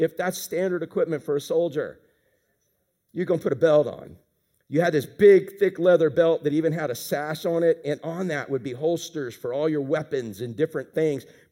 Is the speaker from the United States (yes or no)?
yes; Pine Hills, Florida, United States; I grew up in Pine Hills, and there were no rules in fighting back then